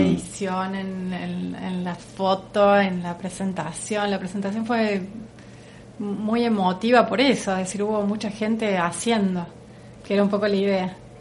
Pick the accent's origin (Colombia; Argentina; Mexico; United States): Argentina; Alta Gracia, Córdoba; Altagracia, vivo en Altagracia, nací, vivo ahí, sí.